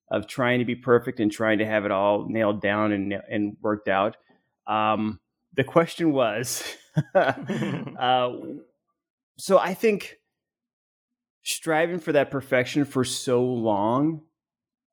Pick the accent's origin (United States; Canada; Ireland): United States; Arizona; I grew up in Arizona